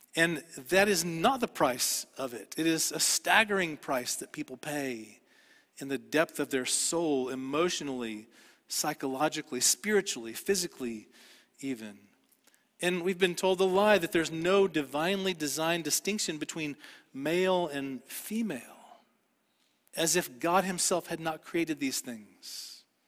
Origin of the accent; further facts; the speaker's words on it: Dallas, Texas, United States; I grew up in Dallas